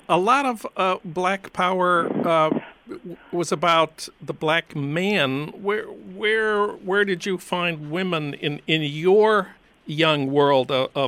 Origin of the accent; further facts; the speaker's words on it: Saint Paul, Minnesota, United States; when I was growing up in St. Paul, Minnesota in the 50s